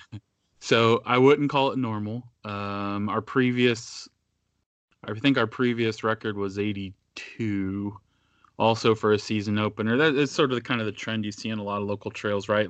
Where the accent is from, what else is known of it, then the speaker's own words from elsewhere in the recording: Northeast Indiana, United States; I grew up in Northeast Indiana